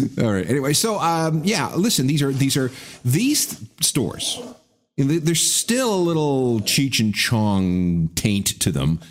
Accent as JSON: {"language": "English", "town": "Winnipeg", "region": "Manitoba", "country": "Canada", "tie": "born or raised there", "said": "when I was growing up in Winnipeg"}